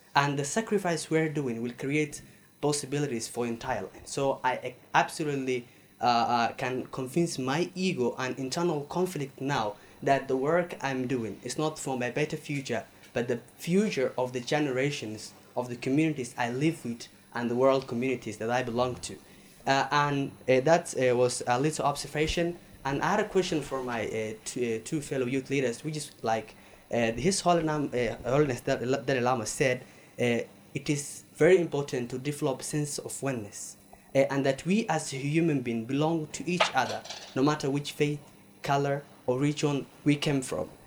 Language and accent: English; Somalia; I'm from Somalia